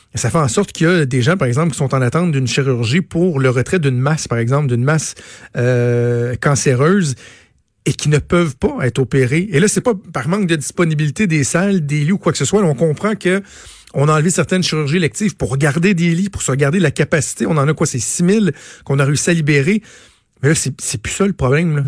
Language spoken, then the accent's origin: French; Quebec, Canada; chez nous au Québec